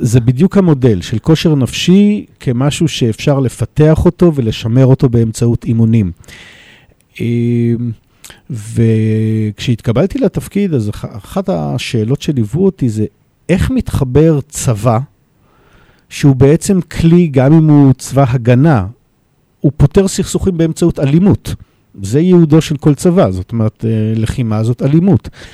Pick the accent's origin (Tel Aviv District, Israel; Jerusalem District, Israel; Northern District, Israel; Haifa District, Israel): Jerusalem District, Israel; Jerusalem; now in Modi'in-Maccabim-Re'ut, Israel; נולדתי בירושלים, אני גר היום אה, בעיר מודיעין מכבים רעות.